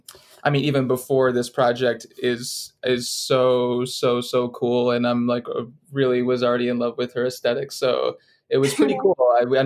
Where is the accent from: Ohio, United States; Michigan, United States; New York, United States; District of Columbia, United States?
Michigan, United States; Detroit; now in Los Angeles, United States; Yeah, I was in LA in Highland Park with Alice until very recently. I moved back to where my hometown is of Detroit, but just for the winter.